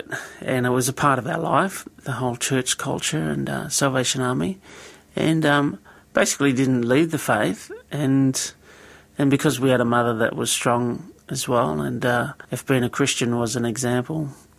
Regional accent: Deniliquin, New South Wales, Australia; Grew up in a little town called Deniliquin, grew up on a mission actually, and from that we went to the Salvation Army Church

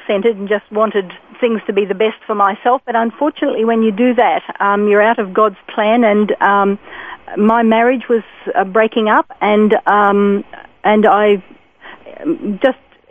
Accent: Gympie, Queensland, Australia; moved away as an adult; also born or lived in England; now in South Africa; I was born and raised in Gympie in Queensland

